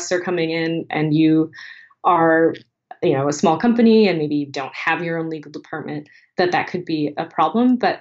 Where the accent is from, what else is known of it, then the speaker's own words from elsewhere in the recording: United States; as an American